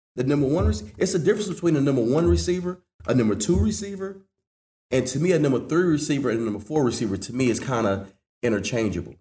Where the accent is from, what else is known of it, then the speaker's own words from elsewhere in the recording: Washington, North Carolina, United States; Growing up in Little Washington